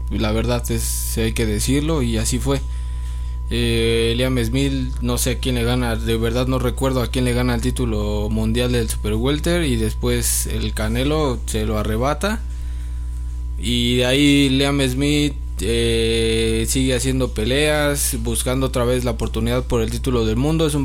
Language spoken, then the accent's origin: Spanish; Mexico